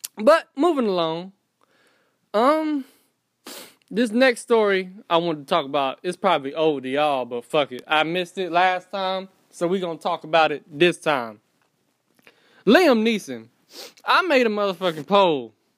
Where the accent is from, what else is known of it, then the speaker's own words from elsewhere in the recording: Fayetteville, North Carolina, United States; also born or lived in Florida; Born in Florida, raised in Fayetteville, North Carolina. From North Carolina.